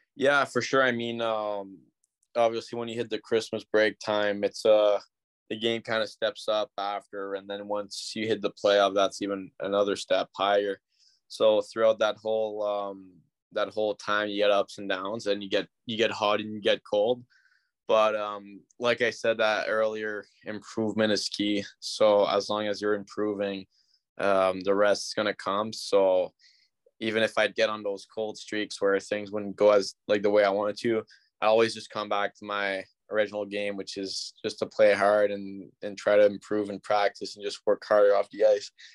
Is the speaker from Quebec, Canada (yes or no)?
no; Ottawa, Ontario, Canada; I'm from Ottawa